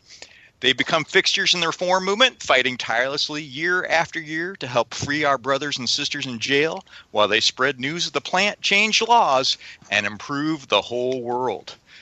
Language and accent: English; United States; I grew up around the Mississippi